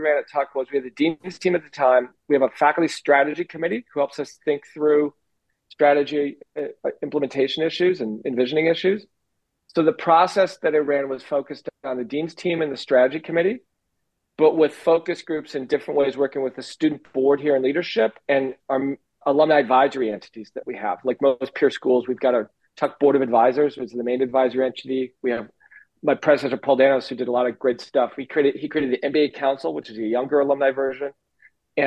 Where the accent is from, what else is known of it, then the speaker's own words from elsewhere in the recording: Minnesota, United States; moved away; Minnesota, my home state